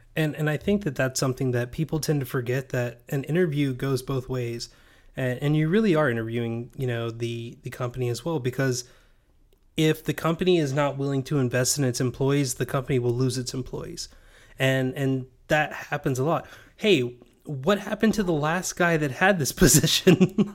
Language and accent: English; Knoxville, Tennessee, United States; I'm from Knoxville